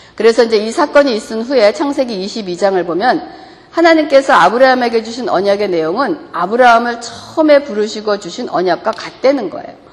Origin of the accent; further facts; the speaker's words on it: South Korea; 우리가 한국인으로서는